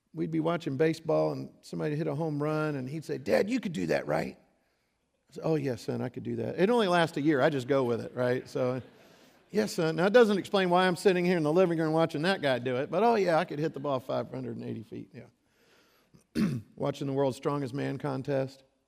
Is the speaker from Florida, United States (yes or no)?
yes; Gulf Coast of Florida, United States; I grew up on the Gulf Coast of Florida